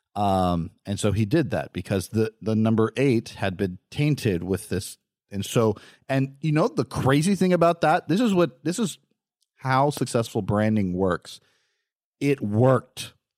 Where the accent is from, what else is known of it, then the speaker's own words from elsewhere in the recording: California, United States; Growing up in California, um, we have the Glendale Hospital